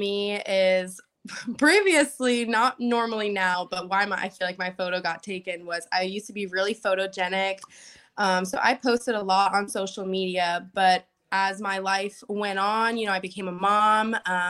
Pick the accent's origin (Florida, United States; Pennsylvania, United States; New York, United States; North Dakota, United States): Florida, United States; Port Charlotte; That was in my hometown, Port Charlotte